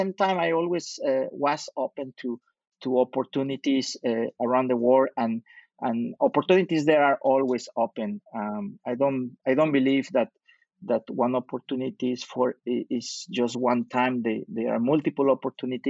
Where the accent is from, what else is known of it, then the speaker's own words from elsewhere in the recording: Mexico City, Mexico; moved away as an adult; also born or lived in Utah, United States / Europe / Middle East / Canada; now in Montreal, Canada; I was born in Mexico City and raised in Mexico City until I was able to do my university in the United States